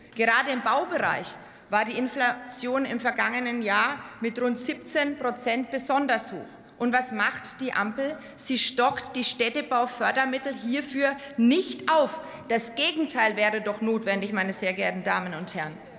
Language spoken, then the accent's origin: German; Germany; bei uns in Deutschland